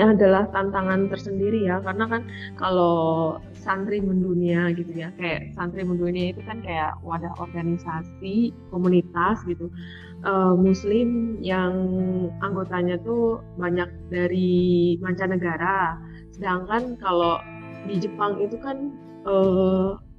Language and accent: Indonesian; Indonesia; kita nih dari Indonesia